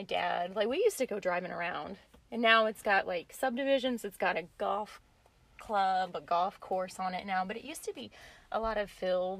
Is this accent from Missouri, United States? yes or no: yes; Cape Girardeau, Missouri, United States; I grew up in Cape Girardeau, Missouri. I don't know if you guys are familiar with that, but it's a little bit like an hour and a half south of St. Louis.